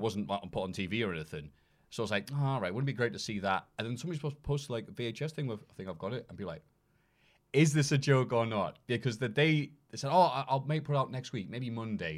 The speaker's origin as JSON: {"language": "English", "area": "Tyneside", "region": "North East England", "country": "United Kingdom", "said": "I'm from Tyneside"}